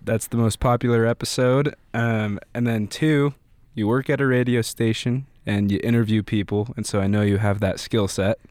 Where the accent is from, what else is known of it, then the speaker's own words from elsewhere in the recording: Pocatello, Idaho, United States; also born or lived in Greeley, Colorado / Boise, Idaho / Meridian, Idaho / Twin Falls, Idaho; I was born in Colorado near Denver in a small city called Greeley. Lived there till I was, like, ten, uh, and then I've lived in Idaho